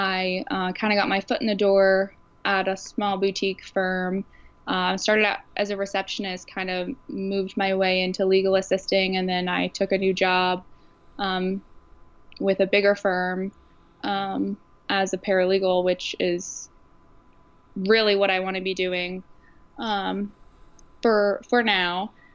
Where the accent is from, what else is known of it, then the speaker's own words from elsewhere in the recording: Virginia Beach, Virginia, United States; So I grew up in Virginia Beach. My family moved here. My dad was in the Navy, shocker.